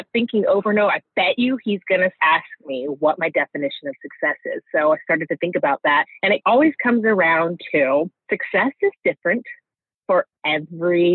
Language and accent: English; Santa Cruz, California, United States; growing up in Santa Cruz